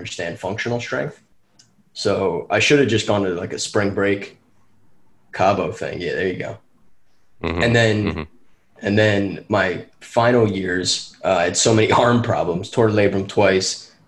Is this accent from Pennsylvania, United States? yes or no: yes; Chester County, Pennsylvania, United States; I was from Chester County, Pennsylvania. We had a team called the Chester County Crawdads